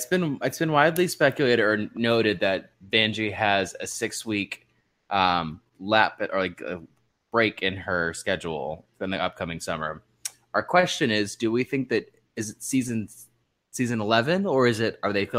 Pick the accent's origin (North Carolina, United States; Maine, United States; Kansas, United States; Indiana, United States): Maine, United States; So I'm from Maine.